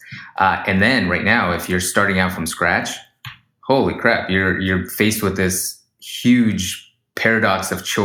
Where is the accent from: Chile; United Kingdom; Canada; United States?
United States; Sacramento, California; We grew up in Sacramento where there's a huge Russian community, almost 250,000 people. Kind of grew up in a, my parents primarily speak Russian